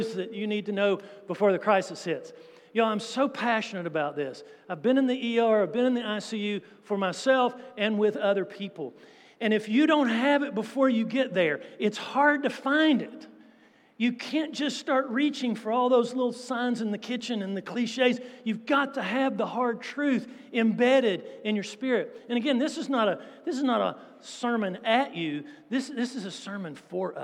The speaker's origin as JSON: {"language": "English", "country": "United States", "said": "being American"}